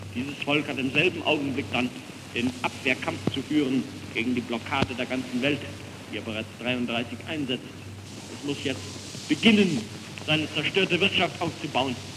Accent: Germany; wir als Deutsche

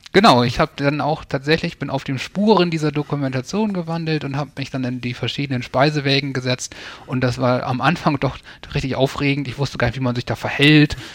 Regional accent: near East Frisia, rural Lower Saxony, Germany; es öffentlichen Verkehr kurz vor Ostfriesland, wo ich aufgewachsen bin, wenig gab.

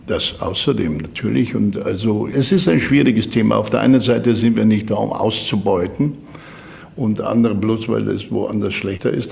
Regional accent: Germany; als Deutscher

